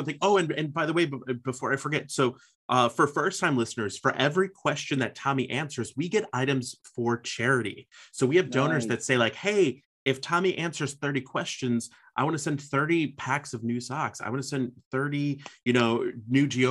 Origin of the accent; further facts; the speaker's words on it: Chicago, Illinois, United States; I'm from Chicago, based in Chicago